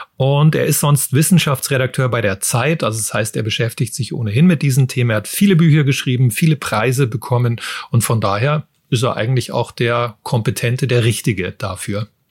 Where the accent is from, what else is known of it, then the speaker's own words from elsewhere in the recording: Germany; bei uns in Deutschland